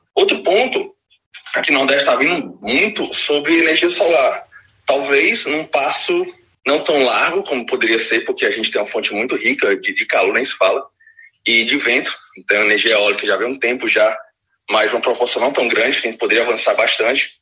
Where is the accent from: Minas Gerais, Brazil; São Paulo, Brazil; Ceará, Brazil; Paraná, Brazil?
Ceará, Brazil; Fortaleza; sou aqui do Nordeste, né, de Fortaleza, do Brasil.